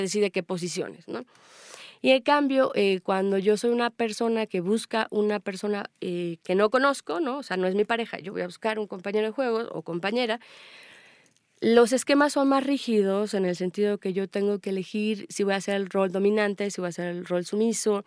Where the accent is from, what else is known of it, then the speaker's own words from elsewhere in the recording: Mexico; also born or lived in Spain; soy mexicana